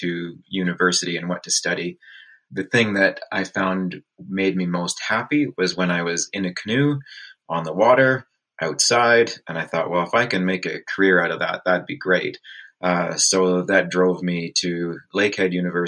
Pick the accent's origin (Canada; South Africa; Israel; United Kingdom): Canada; Peterborough, Ontario; I grew up in Peterborough, Ontario, actually just a little bit north of there between Peterborough and Lakefield.